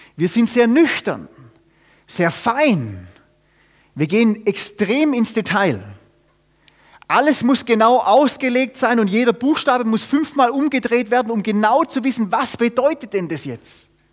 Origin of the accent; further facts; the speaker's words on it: Germany; also born or lived in Austria; wir haben la-, viele Jahre in Österreich gewohnt, die Österreicher haben dafür einen Satz, der bringt's genau auf den Punkt, und den, den versteht man auch sogar als Deutscher